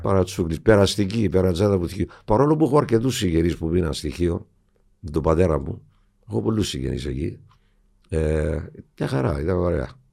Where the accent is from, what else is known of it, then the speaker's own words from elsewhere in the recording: Famagusta, Famagusta District, Cyprus; moved away as an adult; also born or lived in London, United Kingdom; Στην Αμόχωστο γεννήθηκα, μεγάλωσα.